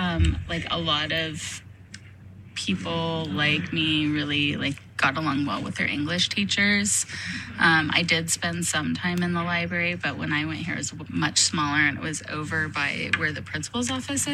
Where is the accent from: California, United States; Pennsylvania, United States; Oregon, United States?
California, United States; Nevada Union High School; I am a Nevada Union graduate, and I was really happy to be able to come back to NU